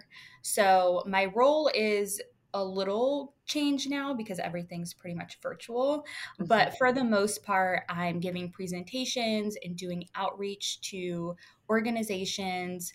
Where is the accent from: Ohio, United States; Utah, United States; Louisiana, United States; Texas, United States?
Louisiana, United States; now in Virginia, United States; I'm originally from Louisiana